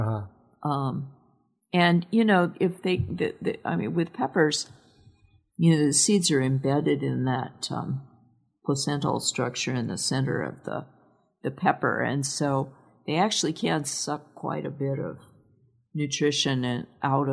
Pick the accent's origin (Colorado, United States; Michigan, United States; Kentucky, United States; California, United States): California, United States; the King City pink bean that I remember from growing up in California